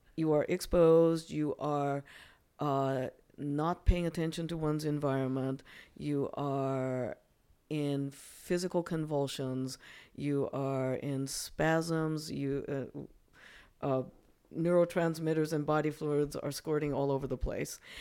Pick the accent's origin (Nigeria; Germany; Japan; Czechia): Japan; now in United States; I'm actually originally from Japan